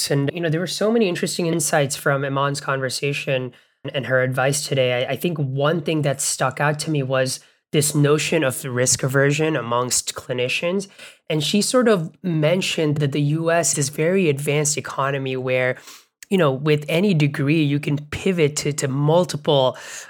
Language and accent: English; Bangladesh; or where I grew up in Bangladesh